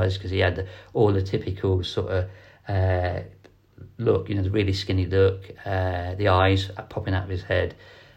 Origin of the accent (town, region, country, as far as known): Ireland